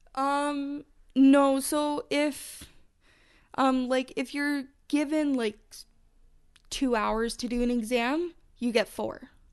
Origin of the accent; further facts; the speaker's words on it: Calgary, Alberta, Canada; I'm from Calgary, Alberta, Canada